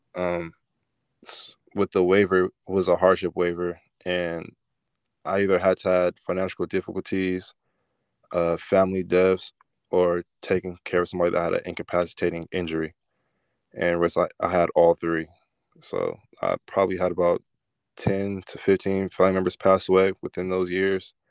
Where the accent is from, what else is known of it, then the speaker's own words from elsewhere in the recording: Rodale, California, United States; I grew up in Rodale, California.